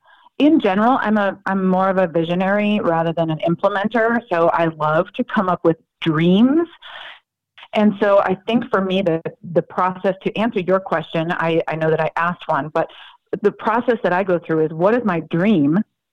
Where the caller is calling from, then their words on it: Raleigh, North Carolina, United States; Raleigh, North Carolina.